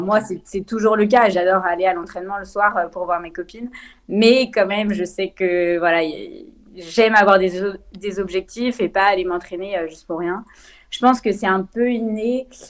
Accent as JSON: {"language": "French", "town": "Lyon", "region": "Auvergne-Rhône-Alpes", "country": "France", "tie": "born or raised there", "said": "je viens de Lyon, j'ai grandi à Lyon."}